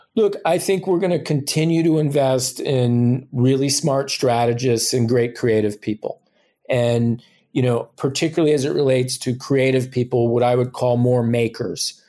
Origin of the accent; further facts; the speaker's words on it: New Jersey, United States; moved away; I'm originally from New Jersey